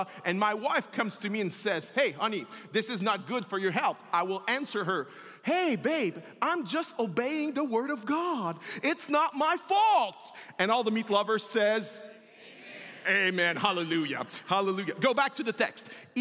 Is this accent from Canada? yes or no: yes; Quebec, Canada; accent: French; first language French; English is a second language; also born or lived in Montreal; I'm French, if you haven't seen. My accent, I'm a Quebecois, I'm a French-speaking person